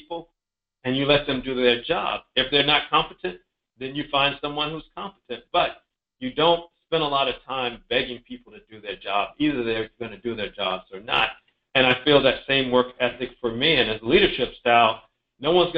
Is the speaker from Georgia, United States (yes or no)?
yes; Columbus, Georgia, United States; also born or lived in Decatur, Georgia; I was born in Georgia, born in Columbus, Georgia, grew up in Columbus and Decatur, Atlanta area